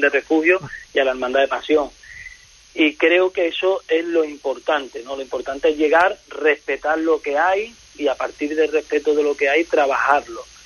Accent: El Puerto de Santa María, Andalusia, Spain; Yo vengo del puerto Santa María de Cádiz

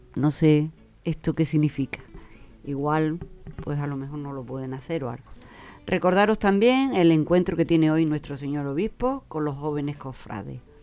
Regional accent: Huelva, Andalusia, Spain; me he criado en el matadero

